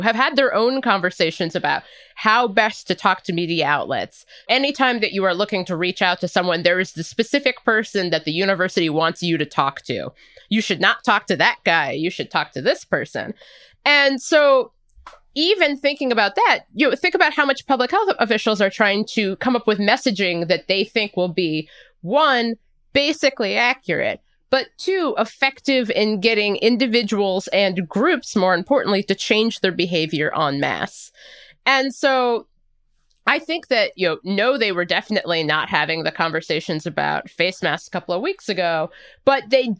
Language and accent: English; United States; I'm going to intentionally go to Red Robin and eat a burger because I'm an American.